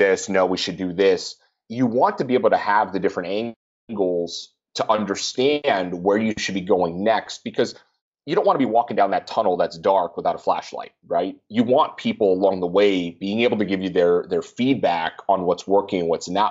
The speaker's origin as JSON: {"language": "English", "region": "Minnesota", "country": "United States", "said": "I'm from Minnesota"}